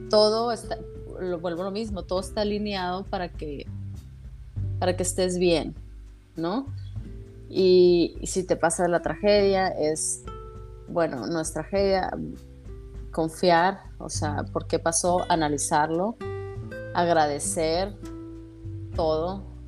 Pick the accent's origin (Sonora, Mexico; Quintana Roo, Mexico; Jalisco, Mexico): Sonora, Mexico; Hermosillo; moved away as an adult; now in San Diego, United States; Yo soy de Hermosillo, Sonora.